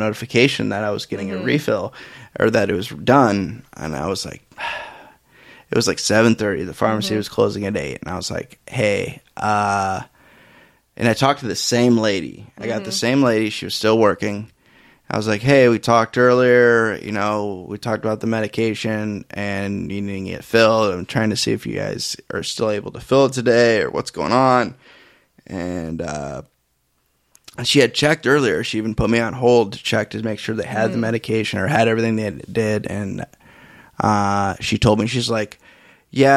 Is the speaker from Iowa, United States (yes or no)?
yes; Iowa, United States; people from Iowa, we don't really get a lot of people with accents